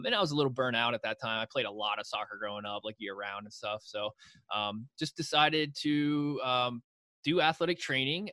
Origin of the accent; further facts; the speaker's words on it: Juniata County, Pennsylvania, United States; So I grew up in Juniata County.